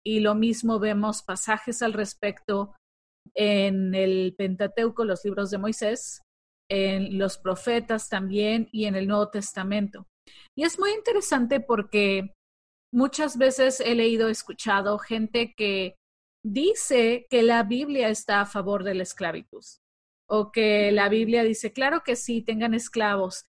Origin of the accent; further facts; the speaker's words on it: Mexico; nosotras que somos de México